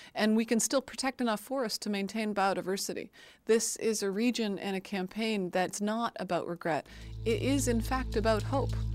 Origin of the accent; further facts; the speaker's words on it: Canada; as a Canadian